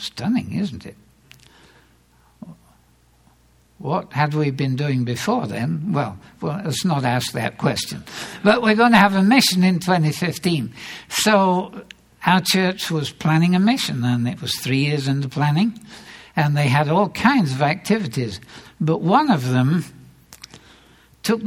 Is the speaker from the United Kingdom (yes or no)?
yes; England, United Kingdom; now in United States; I grew up in England, where the church is somewhat more traditional